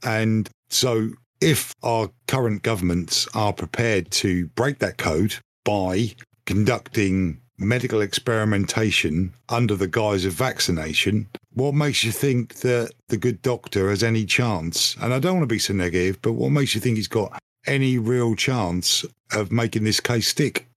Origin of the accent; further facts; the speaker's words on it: United Kingdom; I think of myself as British